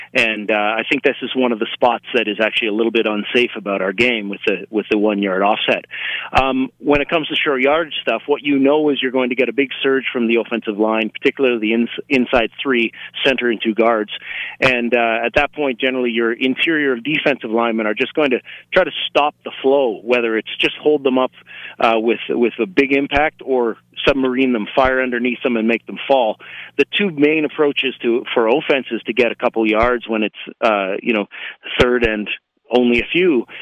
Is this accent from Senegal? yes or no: no; Canada; as a Canadian